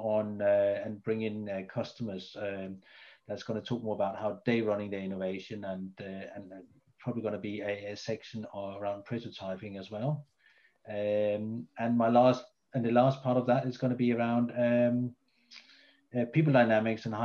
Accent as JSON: {"language": "English", "country": "Denmark", "moved": "yes", "lives_now": "United Kingdom", "said": "I'm originally from Denmark"}